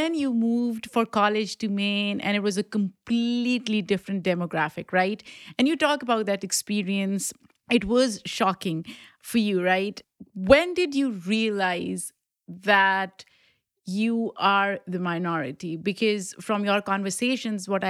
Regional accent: Pakistan; now in United States; I grew up in Pakistan

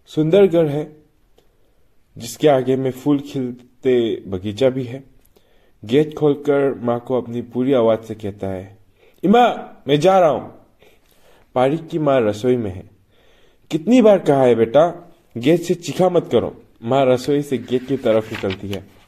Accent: Manipur, India; मैं मणिपुर से हूँ

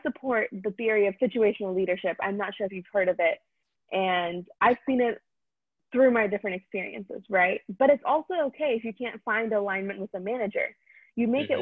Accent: India; now in United States; I'm Indian

